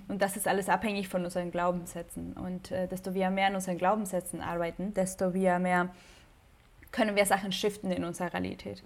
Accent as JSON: {"language": "German", "country": "Mexico", "tie": "born or raised there", "moved": "as an adult", "lives_now": "Hamburg, Germany", "said": "Ich bin gebürtige Mexikanerin"}